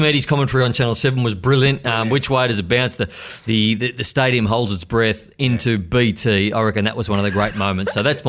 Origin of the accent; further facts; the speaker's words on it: Bendigo, Victoria, Australia; I said, I'm from Bendigo.